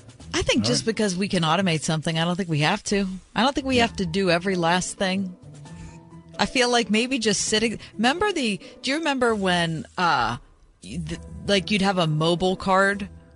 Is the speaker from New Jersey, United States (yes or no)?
yes; New Jersey, United States; Well, I grew up in New Jersey.